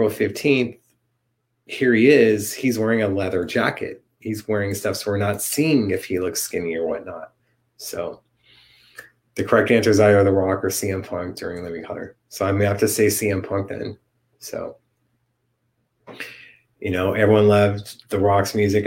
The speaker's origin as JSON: {"language": "English", "town": "Los Angeles", "region": "California", "country": "United States", "tie": "born or raised there"}